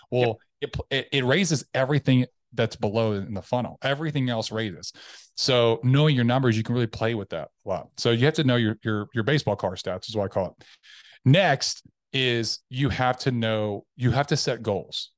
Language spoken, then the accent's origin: English; Tennessee, United States; now in Dallas Fort Worth, United States; I am originally from Tennessee. Um, I grew up m, youngest of six.